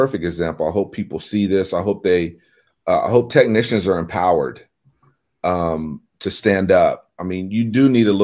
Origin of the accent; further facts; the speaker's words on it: United States; being in my hometown, I knew a lot of the people